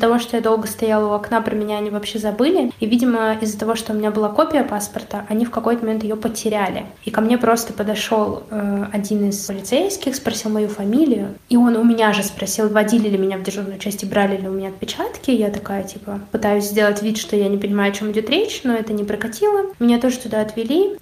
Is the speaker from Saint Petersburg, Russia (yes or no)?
yes; Pushkin, Saint Petersburg, Russia; Приехали мы в итоге в мой родной город, где я родилась. Я родилась в Пушкине